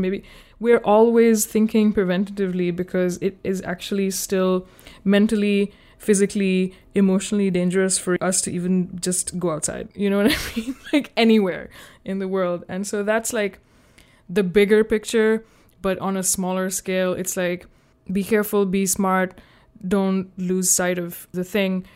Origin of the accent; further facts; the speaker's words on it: Pakistan; now in United States; I'm from Pakistan